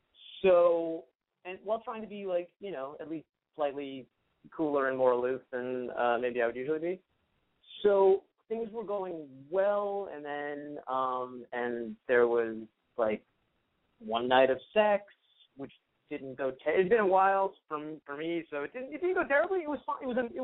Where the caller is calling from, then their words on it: Los Angeles, California, United States; I'm 27. I'm calling from L.A.